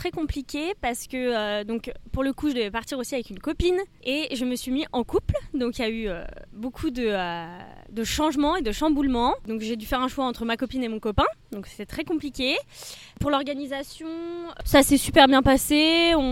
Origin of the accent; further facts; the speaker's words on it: Paris suburbs, Île-de-France, France; donc la copine de Maxence. Donc j'ai 22 23 ans, pardon. Je viens donc de la banlieue parisienne